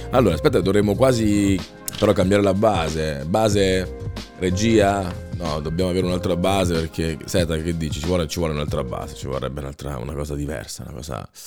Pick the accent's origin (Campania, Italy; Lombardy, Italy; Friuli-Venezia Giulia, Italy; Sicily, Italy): Campania, Italy; Naples; Nella mia arte ho sempre palesato la mia provenienza. Sono napoletano e ho sempre sofferto molto ho sofferto del separamento. Dalla mia terra voglio che amo